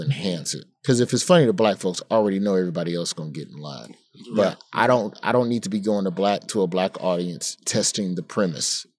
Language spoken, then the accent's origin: English; United States